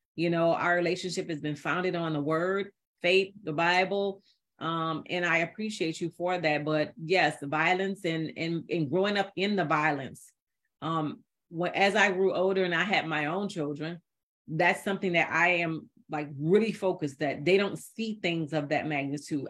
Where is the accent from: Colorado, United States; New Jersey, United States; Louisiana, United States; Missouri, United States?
Louisiana, United States; New Orleans; I'm from New Orleans, Louisiana, and I grew up, yeah, part of my life is in the project